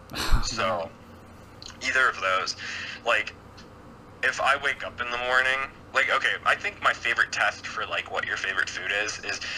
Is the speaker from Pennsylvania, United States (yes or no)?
yes; Pittsburgh, Pennsylvania, United States; like Pittsburgh was a pretty good music city, and then everything kind of died out like right as I was becoming like old enough to go